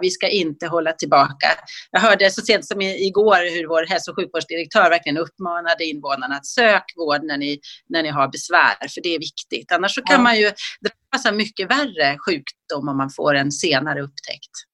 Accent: Dalarna County, Sweden; now in Stockholm, Sweden; jag kommer från Dalarna, jag eh, har vuxit upp där

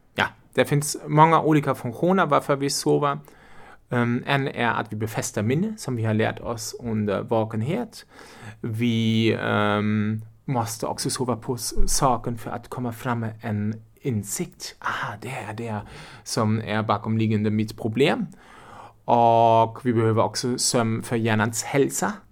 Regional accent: Germany; accent: German; Swedish is a second language; moved away as an adult; also born or lived in Lübeck, Germany; now in Uppsala, Sweden; Jag är en tysk och därför låter jag som jag låter

